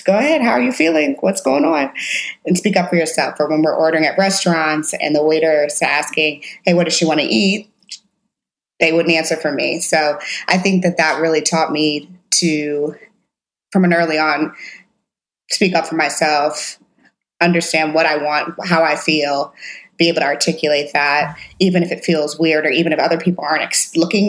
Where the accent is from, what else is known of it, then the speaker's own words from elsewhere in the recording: St. Louis, Missouri, United States; I'm from St. Louis, Missouri. I grew up in the suburbs of St. Louis